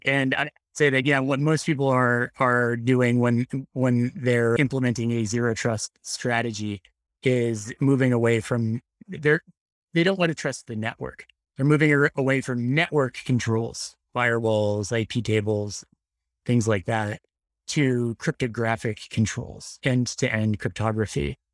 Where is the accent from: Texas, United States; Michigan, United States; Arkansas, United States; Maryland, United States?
Maryland, United States; Annapolis; I grew up in Annapolis, Maryland